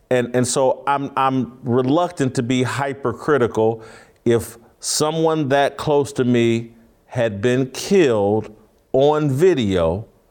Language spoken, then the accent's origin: English; Indianapolis, Indiana, United States; I grew up in Indianapolis